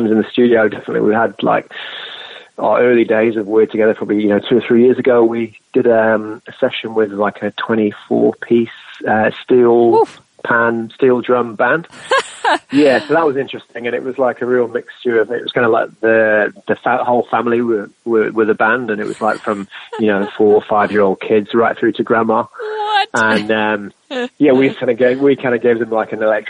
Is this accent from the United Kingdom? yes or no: yes; England, United Kingdom; moved away as an adult; now in New Zealand; I'm from England originally.